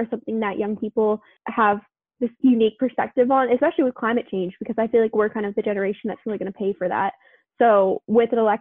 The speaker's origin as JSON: {"language": "English", "region": "Tennessee", "country": "United States", "tie": "born or raised there", "moved": "yes", "lives_now": "United Kingdom", "said": "growing up in Tennessee"}